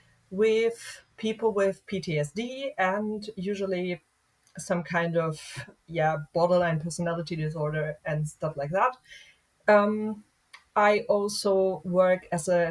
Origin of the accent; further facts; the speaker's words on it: Hesse, Germany; somewhere here in my home state, which is Hessen